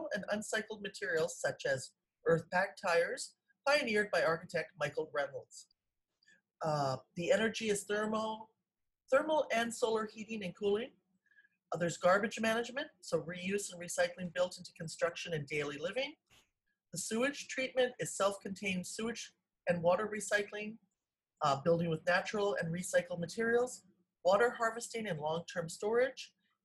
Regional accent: Canada; We're from Canada

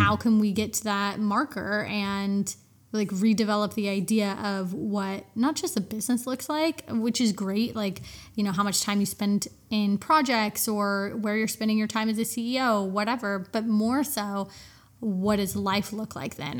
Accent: United States; I'm American

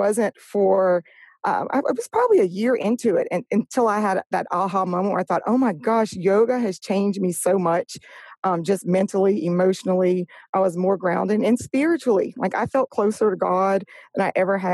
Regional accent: Louisiana, United States; moved away as an adult; now in Orange Beach, United States; when I grew up in Louisiana, moved here in 99. So I was about 23 years old.

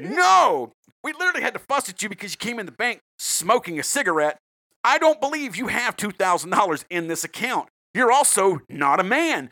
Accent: South Carolina, United States; I'm from South Carolina

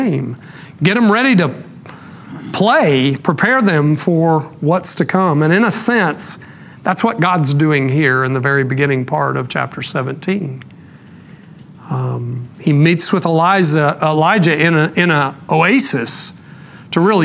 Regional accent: Rockwall, Texas, United States; I'm from Rockwall, which is the town that I spent most of my growing up years

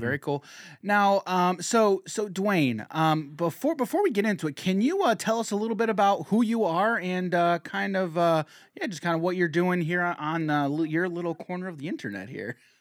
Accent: United States; as an American

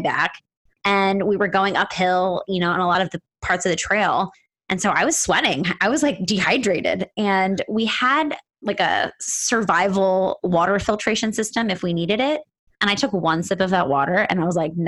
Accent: East Coast, United States; now in Virginia, United States; I'm from the East Coast

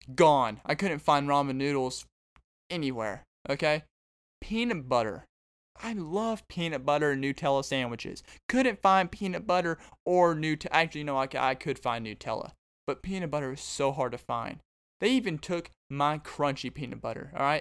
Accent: Arkansas, United States; now in Texas, United States; I'm from Arkansas, but I came down to Texas

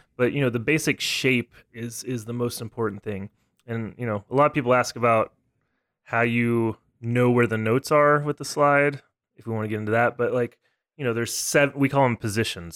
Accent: Texas, United States; now in Pittsburgh, United States; I grew up in Texas

